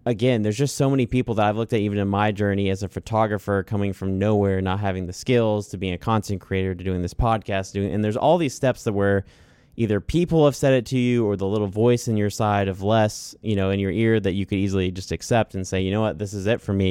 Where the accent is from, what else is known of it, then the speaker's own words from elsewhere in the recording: Cleveland, Mississippi, United States; I'm from Cleveland, Mississippi. Like, this, this is it for me.